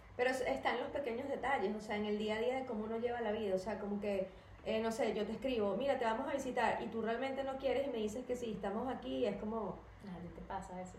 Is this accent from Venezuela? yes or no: yes; Venezuela; como venezolano